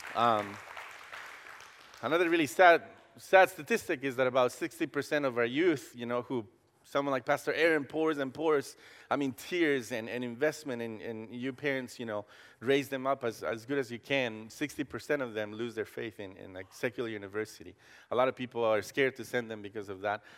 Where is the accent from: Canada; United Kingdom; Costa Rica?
Costa Rica; English is a second language; now in Columbus, United States; I grew up in Costa Rica